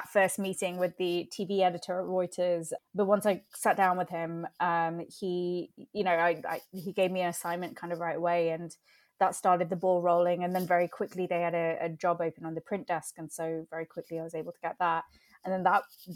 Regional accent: England, United Kingdom; being Indian and growing up in England

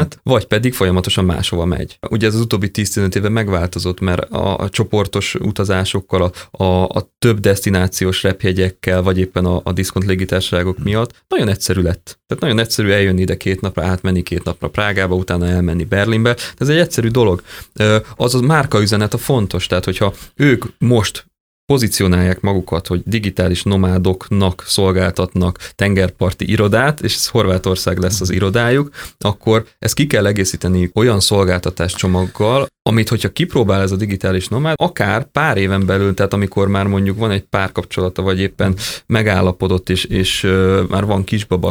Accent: Hungary; also born or lived in Vancouver, Canada

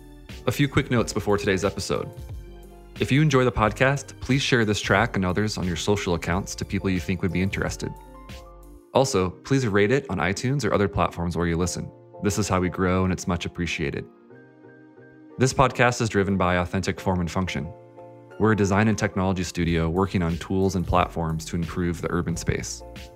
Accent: Virginia, United States; now in Denver, United States; I hail from Virginia myself.

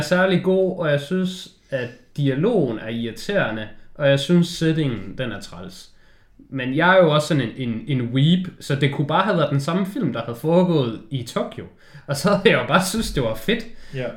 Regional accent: Denmark; når du kommer derned som dansker

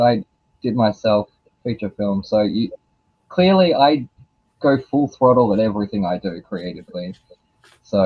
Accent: Australia; I'm Australian

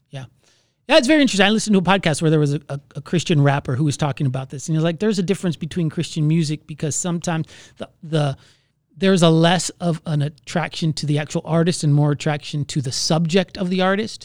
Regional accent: Florida, United States; moved away; I'm from Florida

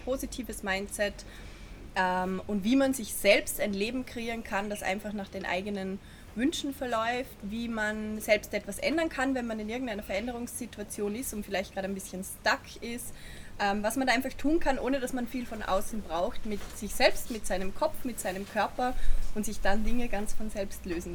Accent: Vorarlberg, Austria; wie man vielleicht gehört, komme ich aus Vorarlberg

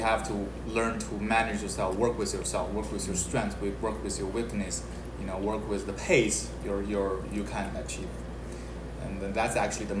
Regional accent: Beijing, China; I grew up, I'm born and raised in Beijing, China.

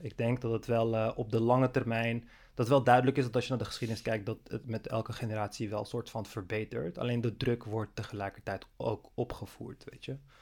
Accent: Netherlands; also born or lived in Amsterdam; als Nederlander

